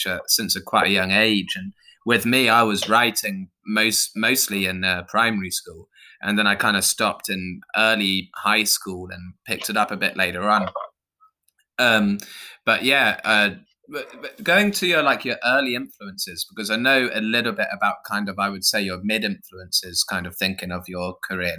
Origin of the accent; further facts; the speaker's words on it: Suffolk, East of England, United Kingdom; I'm from Suffolk.